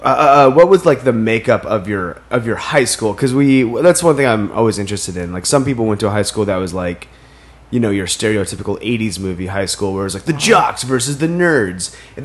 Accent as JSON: {"language": "English", "region": "Maine", "country": "United States"}